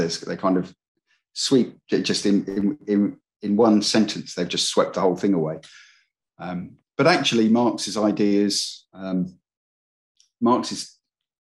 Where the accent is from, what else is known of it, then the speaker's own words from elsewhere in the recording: England, United Kingdom; I was born in England in the 60s, since 1966. I didn't really expect when I was growing up to be going to university.